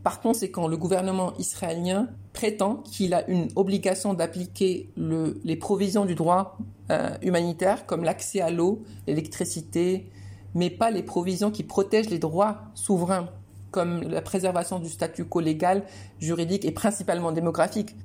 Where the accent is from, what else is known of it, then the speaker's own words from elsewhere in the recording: Rabat, Rabat-Salé-Kénitra, Morocco; moved away as an adult; also born or lived in Beirut, Lebanon / Jerusalem / Florence, Italy; Je suis né à Rabat en 91 au Maroc.